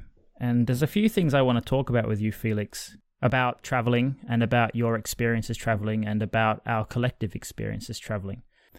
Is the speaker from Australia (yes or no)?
yes; Australia; now in Liverpool, United Kingdom; I was from Australia.